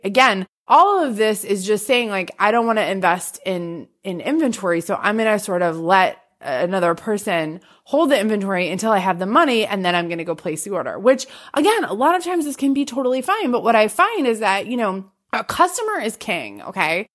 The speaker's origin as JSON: {"language": "English", "region": "Massachusetts", "country": "United States", "said": "I'm from Massachusetts"}